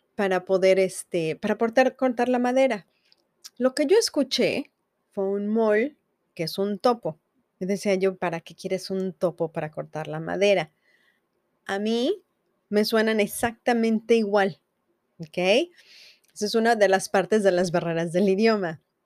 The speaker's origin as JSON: {"language": "Spanish", "country": "Mexico", "moved": "yes", "lives_now": "United States", "said": "nosotros como mexicanos"}